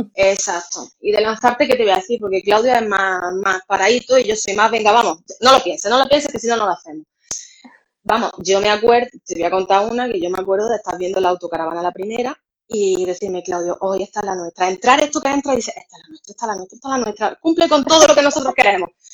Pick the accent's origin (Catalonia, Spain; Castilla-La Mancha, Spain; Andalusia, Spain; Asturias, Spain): Andalusia, Spain; Granada; moved away as an adult; now in Málaga, Spain; nosotros somos, vivimos en Málaga, pero somos granaínos.